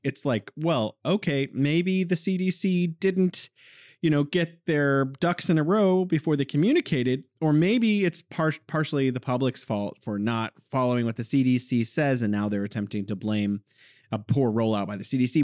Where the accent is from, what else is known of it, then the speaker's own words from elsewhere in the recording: California, United States; now in Wuhan, China; I'm originally from California, but now I am living in beautiful Wuhan, China